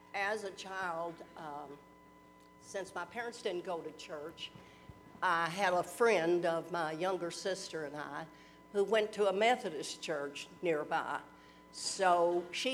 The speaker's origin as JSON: {"language": "English", "town": "Louisville", "region": "Kentucky", "country": "United States", "tie": "born or raised there", "said": "I was born and grew up in Louisville"}